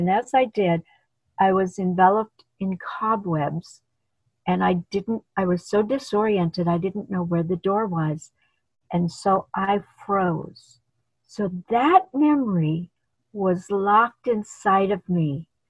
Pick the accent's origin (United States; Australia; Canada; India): India; moved away; when I came from India, they welcomed me onto their team